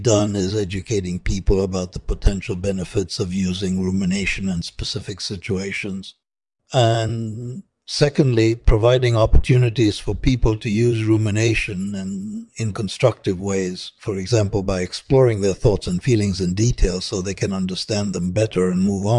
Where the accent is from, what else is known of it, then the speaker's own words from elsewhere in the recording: Brooklyn, New York, United States; also born or lived in Tel Aviv, Israel; I was born in Tel Aviv, Israel, in 1933. I grew up in Brooklyn, New York City, which was a very multicultural area at the time.